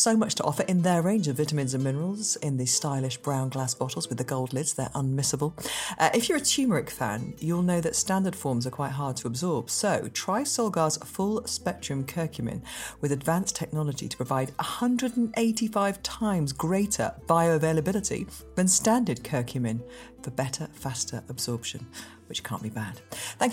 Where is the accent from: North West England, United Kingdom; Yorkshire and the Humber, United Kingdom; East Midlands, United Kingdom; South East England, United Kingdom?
Yorkshire and the Humber, United Kingdom; Leeds; I'm from Leeds originally